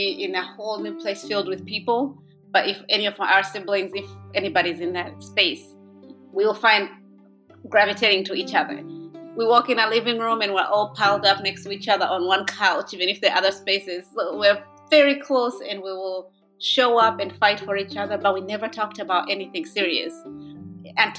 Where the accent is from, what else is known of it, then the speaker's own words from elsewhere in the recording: Uganda; also born or lived in Rwanda; now in Michigan, United States; I live in Michigan, but I'm originally from Rwanda and grew up in Uganda as well